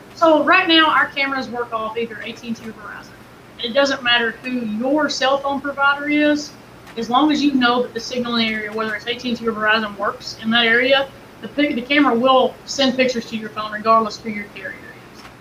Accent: Kentucky, United States; I'm from Kentucky.

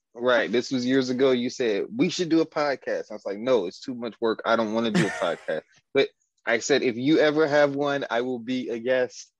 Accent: Detroit, Michigan, United States; I grew up on the west side of Detroit in the 90s

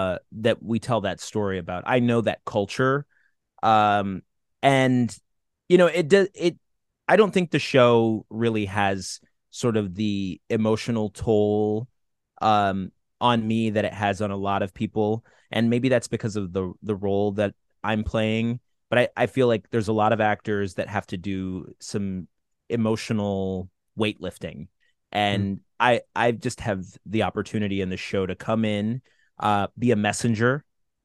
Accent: Watertown, New York, United States; born there; I was born in Watertown, New York. Born in Watertown, New York, specifically because my mother was involved with the Army Reserves at Fort Drum, which is right there.

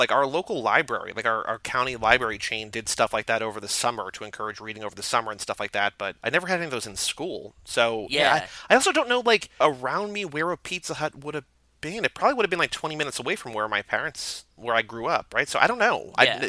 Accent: New Jersey, United States; now in Texas, United States; Like, growing up in New Jersey, good pizza's always been around, so I've never had to, so we always just had, like, pizzeria pizza. When we moved to Texas

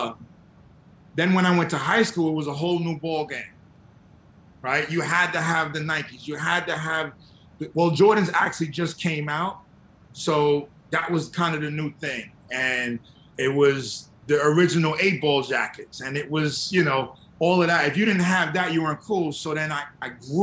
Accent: New York City, New York, United States; also born or lived in Texas; me being from New York, I'm from Queens, grew up in Queens

